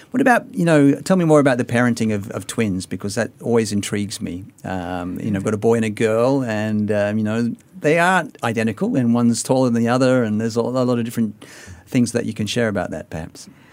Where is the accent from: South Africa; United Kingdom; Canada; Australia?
Australia; moved away as an adult; now in Singapore; I've been away from my native Australia for twenty-five years